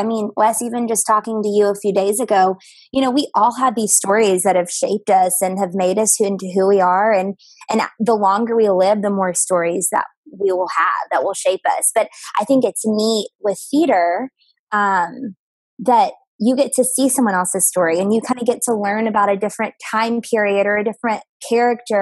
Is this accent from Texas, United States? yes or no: yes; Texarkana, Texas, United States; moved away as an adult; also born or lived in New Orleans, Louisiana / Nashville, Tennessee; now in Chicago, United States; So I'm from a place called Texarkana, and it's on the border of Texas and Arkansas. So that's where I grew up